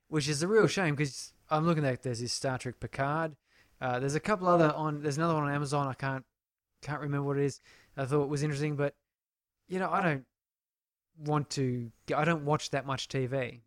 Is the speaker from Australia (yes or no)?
yes; Canberra, Australian Capital Territory, Australia; where I grew up in Canberra